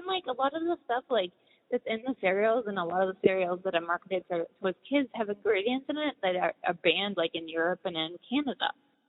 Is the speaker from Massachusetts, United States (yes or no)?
yes; Boston, Massachusetts, United States; moved away as an adult; also born or lived in California; I was born in Boston and grew up in, you know, there, and then when I was older I moved out to California and was out there for a while.